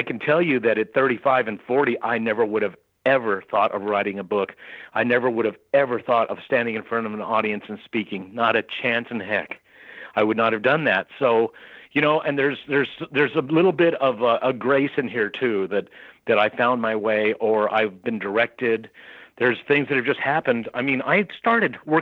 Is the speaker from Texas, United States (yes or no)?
yes; El Paso, Texas, United States; I'm from El Paso, so that was Fort Bliss Army